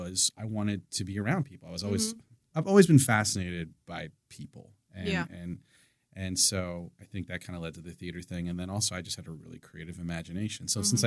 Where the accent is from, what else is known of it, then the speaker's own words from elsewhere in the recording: Marysville, Ohio, United States; I grew up in Marysville, Ohio.